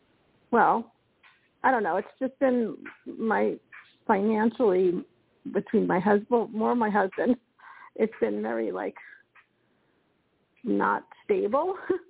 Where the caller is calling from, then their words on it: Colorado, United States; Hi, this is … from Colorado.